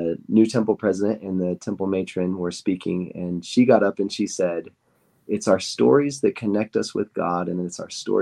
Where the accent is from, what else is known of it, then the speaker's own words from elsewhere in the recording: Idaho, United States; also born or lived in Utah County, Utah; now in Utah, United States; I grew up in Idaho, Idaho boy, and I loved growing up in a small town, Idaho, and now I live in Utah